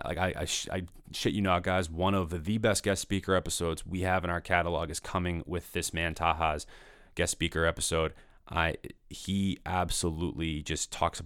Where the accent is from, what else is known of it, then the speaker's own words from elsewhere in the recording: Danvers, Massachusetts, United States; moved away; I grew up in Danvers, which is right next to Peabody.